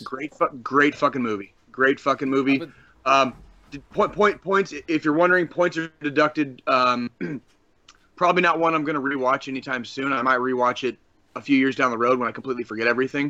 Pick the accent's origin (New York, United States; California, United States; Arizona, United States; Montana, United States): Arizona, United States; Tucson; now in Kansas City, United States; When I was a kid growing up in Tucson, Arizona